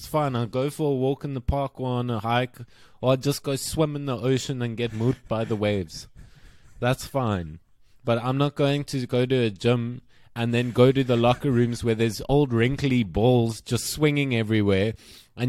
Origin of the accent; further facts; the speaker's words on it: South Africa; growing up in South Africa